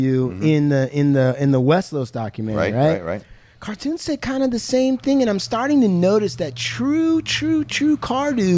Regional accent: United States; I'm from Washington, right? I'm American.

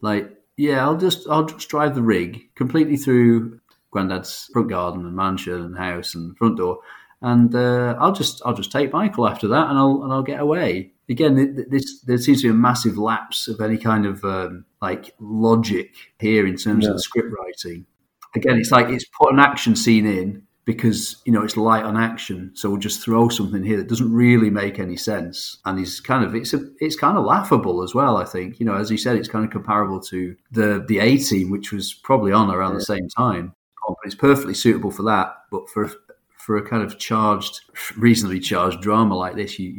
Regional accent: Manchester, North West England, United Kingdom; We're from Manchester

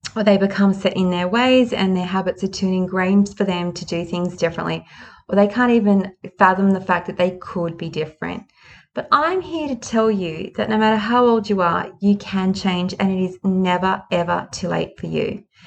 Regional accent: Sydney, New South Wales, Australia; I was born in Sydney.

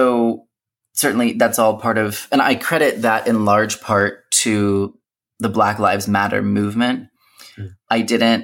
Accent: United States; first language English; growing up in the United States with all those other identities, being a Christian, being able to speak English as my native language

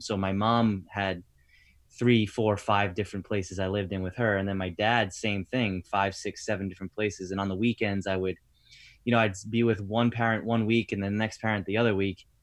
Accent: Rhode Island, United States; also born or lived in Tampa; now in New Jersey, United States; that's where I'm from originally.

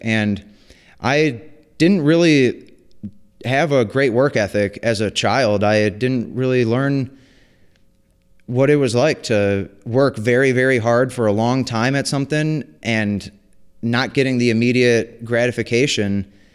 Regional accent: White Lake, Michigan, United States; I grew up in White Lake, Michigan

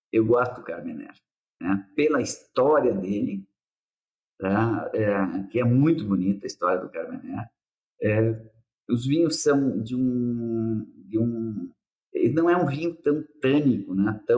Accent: Nova Prata, Rio Grande do Sul, Brazil; Eu sou de Nova Prata.

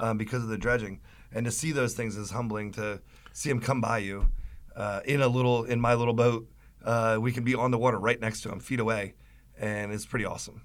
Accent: Virginia Beach, Virginia, United States; also born or lived in Pottstown, Pennsylvania; my brother and I were both born up in Pennsylvania, and then he got moved to Virginia. And so always around the water. We grew up in Virginia Beach, uh, right outside of Virginia Beach

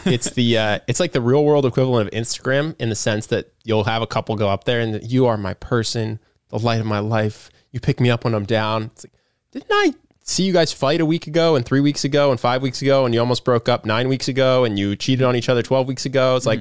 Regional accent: Philadelphia, Pennsylvania, United States; I'm from Philly. I'm a Philly sports fan

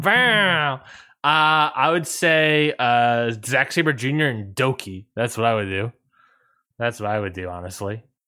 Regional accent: Washington, District of Columbia, United States; in Washington, D C, basically my hometown

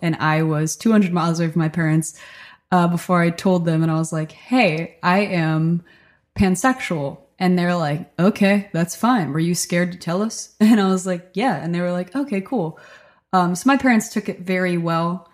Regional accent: Stockton, New Jersey, United States; now in Nashville, United States; I grew up in Stockton, New Jersey. It's a really small rural town on the Delaware River.

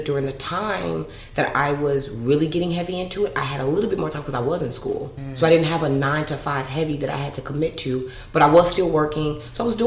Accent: Chicago, Illinois, United States; growing up in Chicago, super nerd

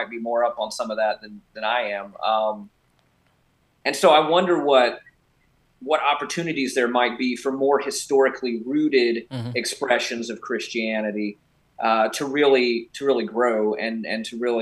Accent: United States; as an American

